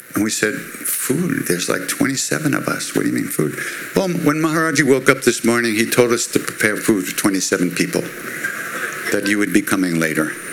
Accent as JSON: {"language": "English", "area": "Long Island", "region": "New York", "country": "United States", "said": "I'm Jewish from Long Island."}